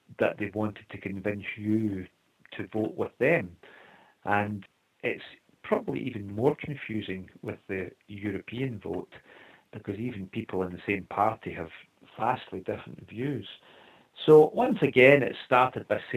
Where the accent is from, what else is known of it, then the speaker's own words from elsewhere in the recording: Scotland, United Kingdom; we are very lucky to be born in Scotland